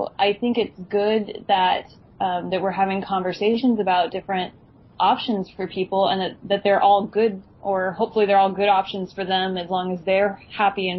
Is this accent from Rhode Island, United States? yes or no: no; Washington, United States; now in Virginia, United States; the state I grew up in Washington State